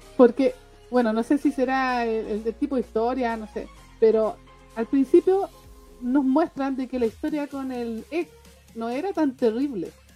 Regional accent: Chile; yo soy chilena

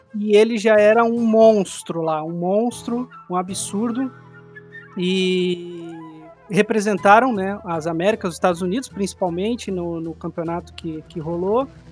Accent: Joinville, Santa Catarina, Brazil; eu não sou de São Paulo, né? Eu sou de Joinville, Santa Catarina

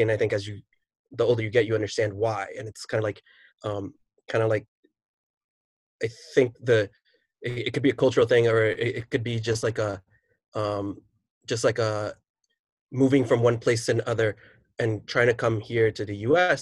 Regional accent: New York City, New York, United States; I am a teacher from New York City

